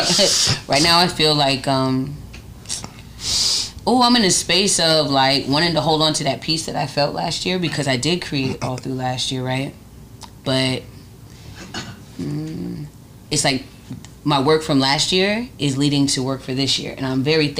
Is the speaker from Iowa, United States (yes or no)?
no; Atlanta, Georgia, United States; born or raised there; also born or lived in Oakland, California / Connecticut / Texas / Maryland